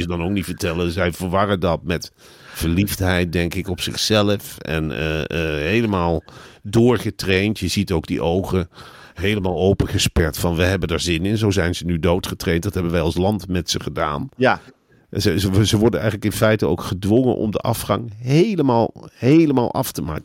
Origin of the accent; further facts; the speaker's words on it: Netherlands; Wij als Nederlanders hebben eigenlijk hetzelfde gedrag in Spanje.